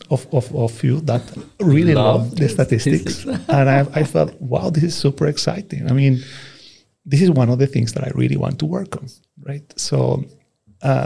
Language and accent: English; Peru; now in Stockholm, Sweden; I come from Peru. So I'm going to tell you a bit my story, how I ended up in Stockholm and Sweden.